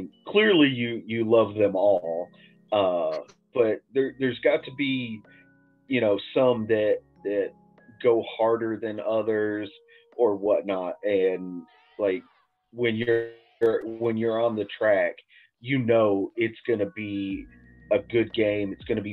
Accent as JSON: {"language": "English", "region": "Texas", "country": "United States", "moved": "yes", "lives_now": "Chattanooga, United States", "said": "I'm originally from Texas"}